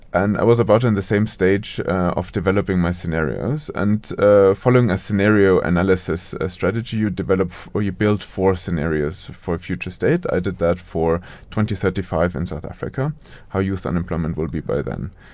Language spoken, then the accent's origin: English; Munich, Bavaria, Germany; moved away; also born or lived in United States; around Munich, so in a suburb of Munich